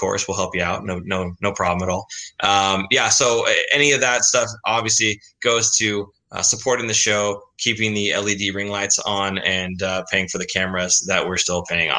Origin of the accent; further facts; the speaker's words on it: California, United States; born there; I was born in the Bay Area.